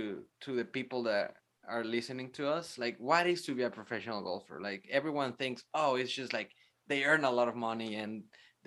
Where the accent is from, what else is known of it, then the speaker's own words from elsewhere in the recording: Guadalajara, Jalisco, Mexico; now in San Antonio, United States; I'm from Mexico, from Guadalajara.